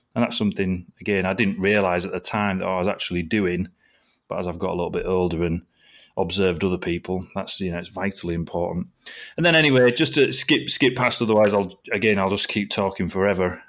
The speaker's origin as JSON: {"language": "English", "town": "Driffield", "region": "Yorkshire and the Humber", "country": "United Kingdom", "tie": "born or raised there", "also_born_or_lived": "Scarborough / Malton", "said": "So I was born in Scarborough and I grew up in a little town called Driffield over here in East Yorkshire"}